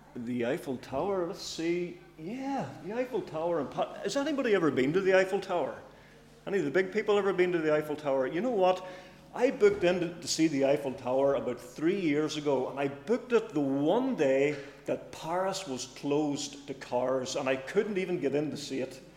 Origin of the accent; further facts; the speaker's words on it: Cookstown, Northern Ireland, United Kingdom; I'm from Cookstown, by the way, in case you're wondering. Uh, it's not a local accent. It's from from up north